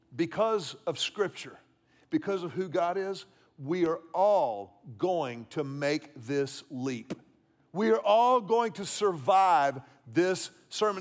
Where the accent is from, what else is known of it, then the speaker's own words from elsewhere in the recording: Houston, Texas, United States; When I was a child growing up in Houston